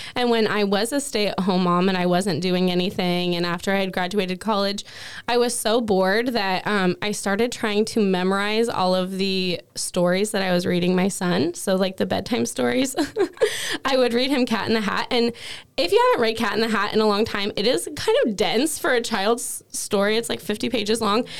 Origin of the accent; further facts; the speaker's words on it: Cowlitz County, Washington, United States; I was born and raised in Cowlitz County